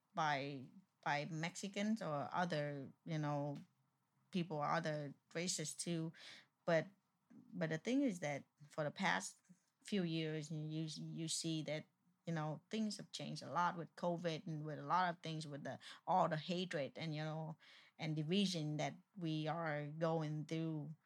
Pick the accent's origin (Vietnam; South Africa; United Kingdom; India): Vietnam; first language Vietnamese; English is a second language; moved away; also born or lived in Houston, Texas; I'm Vietnamese